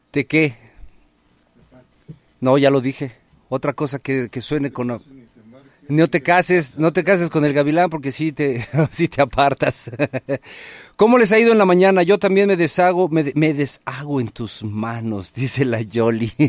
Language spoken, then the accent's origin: Spanish; Acapulco, Guerrero, Mexico; Mi tierra, mi tierra querida para el mundo desde Acapulco. Comadres, compadres, estamos transmitiendo completamente en vivo desde Acapulco.